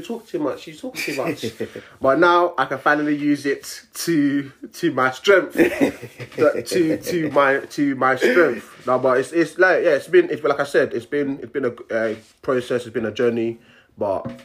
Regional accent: London, United Kingdom; young black man growing up in South London.

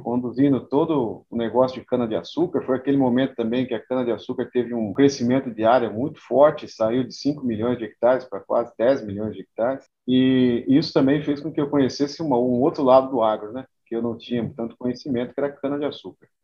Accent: Rancharia, São Paulo, Brazil; moved away as an adult; also born or lived in Paraguaçu Paulista; rancharia, lugar onde eu nasci, né? Nasci e me criei

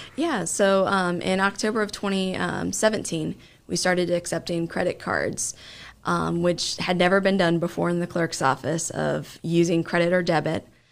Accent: Springfield, Ohio, United States; I grew up in Springfield

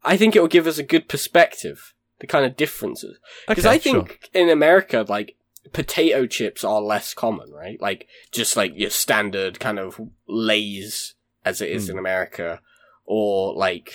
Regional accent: United States; as an American

